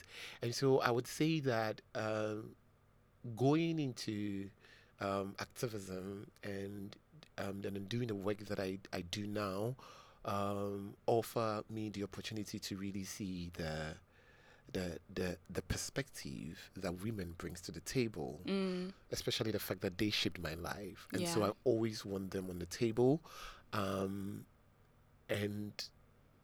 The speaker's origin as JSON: {"language": "English", "town": "Accra", "region": "Greater Accra", "country": "Ghana", "tie": "born or raised there", "said": "I actually grew up around this area. I grew up in Medina."}